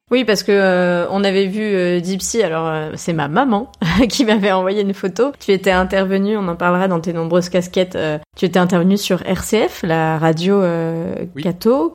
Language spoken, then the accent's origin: French; Lyon and the Centre-East, Centre-Est, France; moved away; Lyon et du Centre-Est, euh, du coup, c'est la première fois qu'on en parle sur le podcast, alors que c'est quand même ma région d'origine